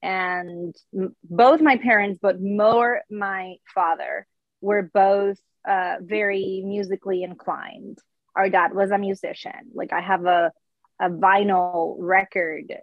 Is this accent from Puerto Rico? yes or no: yes; Puerto Rico; born or raised there; English is a second language; moved away as an adult